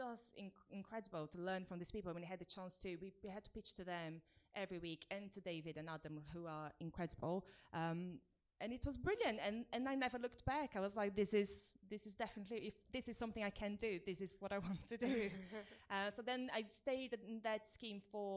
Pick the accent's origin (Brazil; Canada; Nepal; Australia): Brazil; moved away as an adult; now in United Kingdom; I grew up in Brazil and I moved here when I was 22